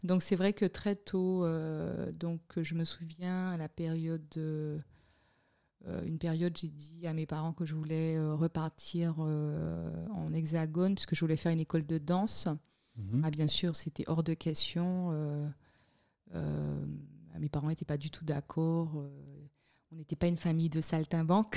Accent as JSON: {"language": "French", "town": "Le Moule", "country": "Guadeloupe", "tie": "born or raised there", "also_born_or_lived": "Miami / Montpellier / Paris", "moved": "as an adult", "lives_now": "Switzerland", "said": "je suis né en Guadeloupe. J'ai grandi, je vais dire, mon enfance euh, je l'ai passé au Moule"}